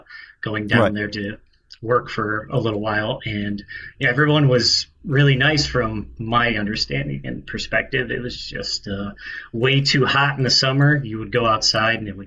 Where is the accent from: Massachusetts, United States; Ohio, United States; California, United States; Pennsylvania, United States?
Ohio, United States; Toledo; this is where I was born and raised